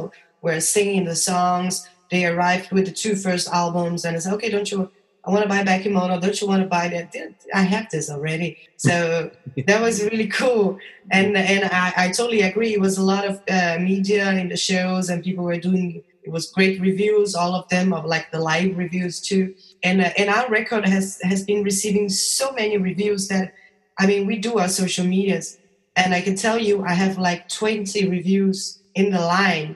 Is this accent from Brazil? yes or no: yes; Brazil; moved away; I come from Brazil.